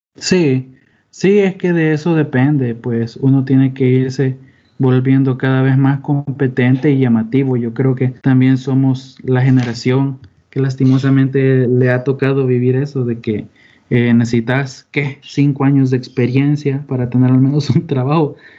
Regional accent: El Salvador; además de salvadoreños, somos

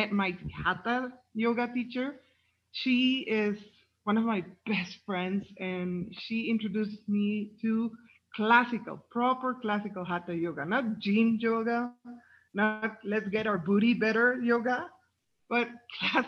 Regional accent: Mexico; I'm from Mexico.

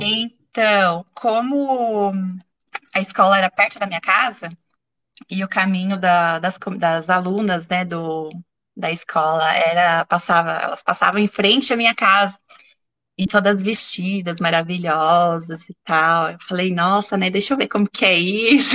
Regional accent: Santo André, São Paulo, Brazil; Eu sou natural de Santo André, que é uma cidade da Grande São Paulo, né, no interior

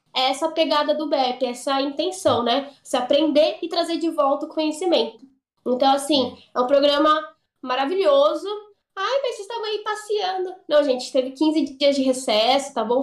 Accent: São Paulo, Brazil; eu sou de São Paulo

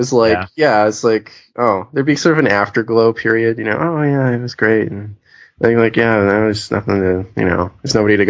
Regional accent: Winnipeg, Manitoba, Canada; moved away as an adult; now in Vancouver, Canada; I grew up in Winnipeg

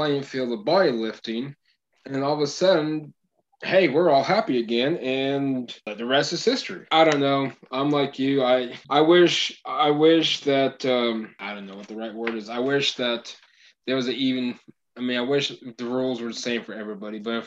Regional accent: Oklahoma, United States; we're from Oklahoma

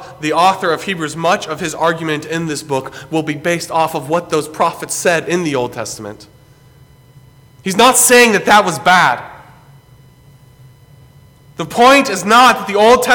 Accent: Greenville, South Carolina, United States; where I grew up in Greenville, South Carolina

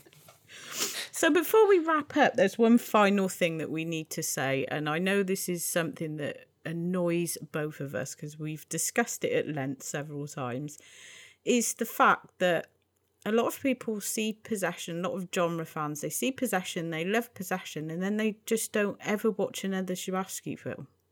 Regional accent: United Kingdom; I'm British

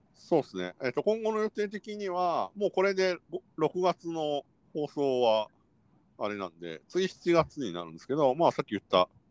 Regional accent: Kansai, Japan; moved away as an adult; now in Tokyo, Japan; 我々関西出身者

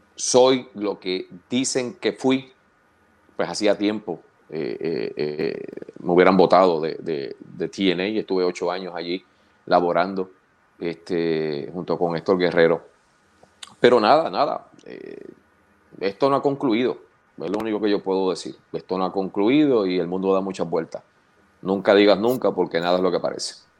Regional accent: Canóvanas, Puerto Rico; also born or lived in Río Grande, Puerto Rico / Fajardo, Puerto Rico / Toa Alta?; O sea que técnicamente me crié en Canovana, entre Canovanas y Atorrey, aunque viví los primeros cuatro años de mi vida en Río Grande.

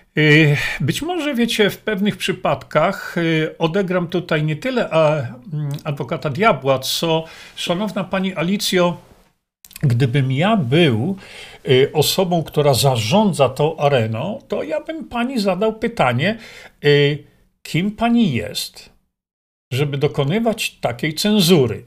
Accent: Poland; moved away as an adult; also born or lived in Australia; Wychowałem się w Polsce

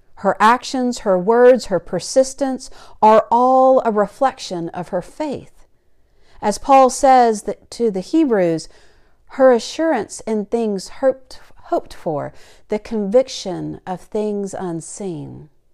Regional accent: the South, United States; Growing up in the South

